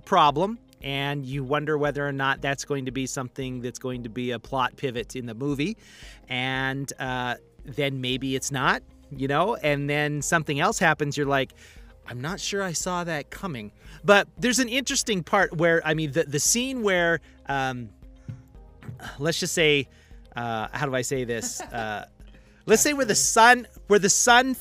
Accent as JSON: {"language": "English", "region": "Eastern Idaho", "country": "United States", "also_born_or_lived": "Montana", "said": "I'm from Montana, kind of. If nothing else, I'm from Eastern Idaho. I was born in Montana. I'm from Eastern Idaho."}